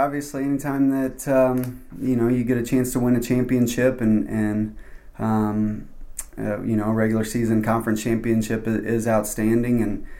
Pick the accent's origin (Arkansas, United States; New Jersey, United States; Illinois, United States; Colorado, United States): Arkansas, United States; Little Rock; now in Buies Creek, United States; You know, I came from Little Rock, Arkansas, which is very different, you know, than Buies Creek, North Carolina.